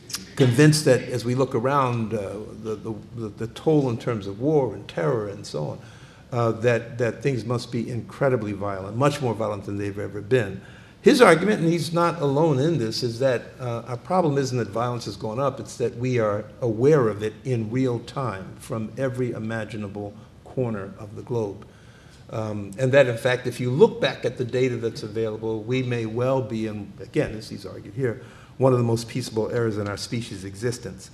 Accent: Philadelphia, Pennsylvania, United States; moved away as an adult; also born or lived in Boston; I am from born and raised in Philadelphia

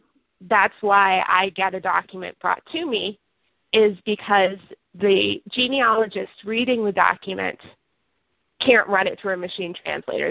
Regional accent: United States; forgive my accenting, as I said in past, I'm American

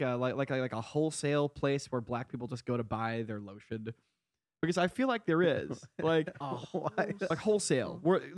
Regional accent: Connecticut, United States; Because I'm from Eastern Connecticut, which is fucking rural as fuck.

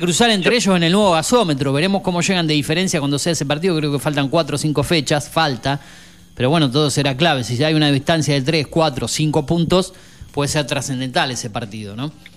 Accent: Argentina; como argentino

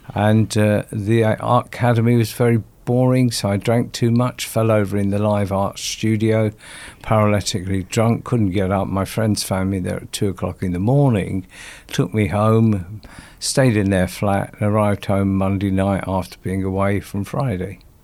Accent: London, United Kingdom; also born or lived in Stoke Newington, London; I was born in Sto-, Stoke Newington in London, and I went to a primary school there. And then my father bought a property out in South Woodford. And we moved out there, and I went to my secondary school there

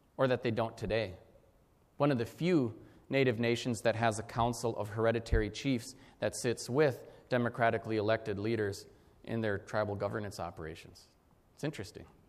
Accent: Minnesota, United States; I grew up in Minnesota

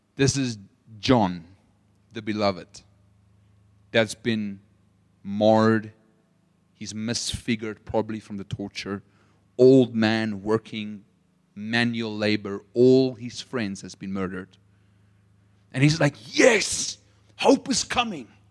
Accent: Potchefstroom, North West, South Africa; accent: South African; moved away; I'm from Potchefstroom

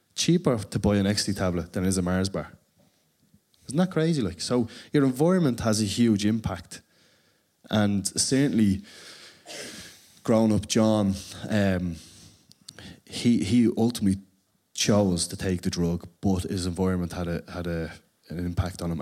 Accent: Dublin, Leinster, Ireland; for me, growing up in Ballymore

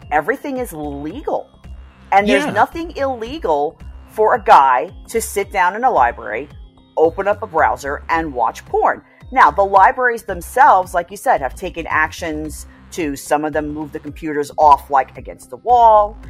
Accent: New York, United States; me growing up in New York

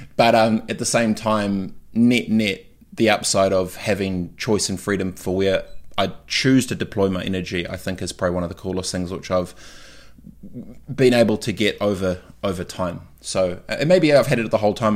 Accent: New Zealand; moved away; being a Kiwi away

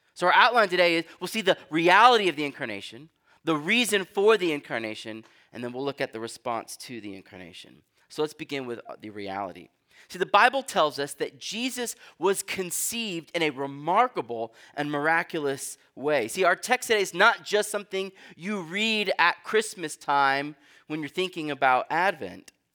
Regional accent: Texas, United States; now in New England, United States; I'm from Texas

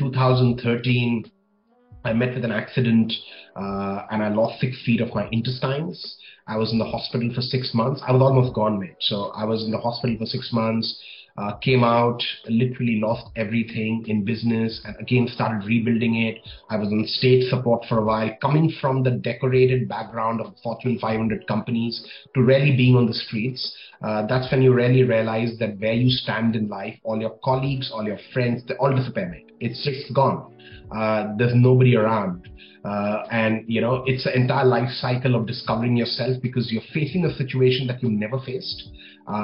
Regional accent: New Delhi, Delhi, India; moved away as an adult; also born or lived in New Zealand; now in United Arab Emirates; I was born and raised in New Delhi, India

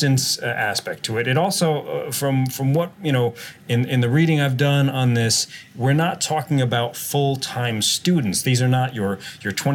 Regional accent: East Coast, United States; I'm from the East Coast

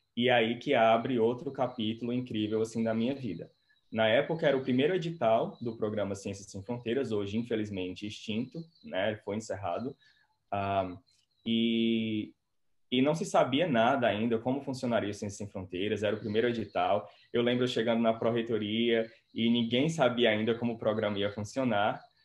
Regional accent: Quixeramobim, Ceará, Brazil; moved away as an adult; also born or lived in Fortaleza; now in Oxford, United Kingdom; eu sou natural do Ceará, né? Eu sou natural de Quixeramobim. E com 17 anos eu mudei para Fortaleza

